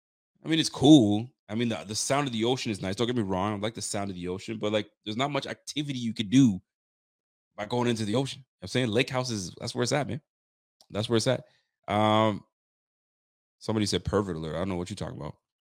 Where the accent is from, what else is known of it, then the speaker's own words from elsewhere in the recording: Nova Scotia, Canada; I sure am in Canada. I am a Canadian, my G. I live in Nova Scotia. I'm out here in Scotialand.